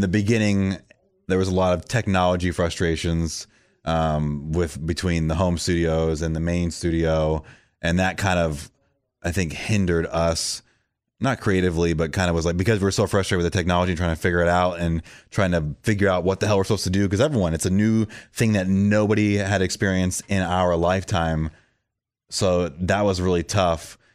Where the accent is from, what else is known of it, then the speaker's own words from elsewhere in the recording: Florida, United States; moved away as an adult; also born or lived in San Francisco, California; now in Nashville, United States; I was born and raised in Florida, but I became a man in California because that's where I moved there in my early twenties